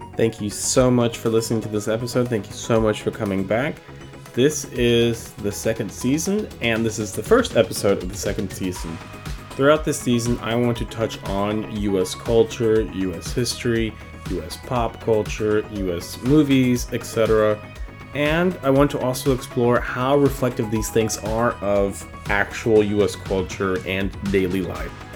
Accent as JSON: {"language": "English", "country": "United States", "tie": "born or raised there", "said": "I am from the U S and I am American by birth and by culture"}